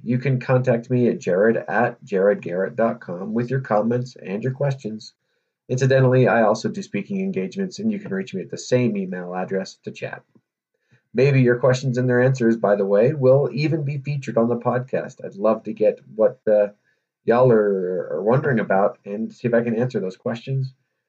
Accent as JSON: {"language": "English", "town": "Chicago", "region": "Illinois", "country": "United States", "tie": "born there", "said": "Now, as you know, I was born in Chicago."}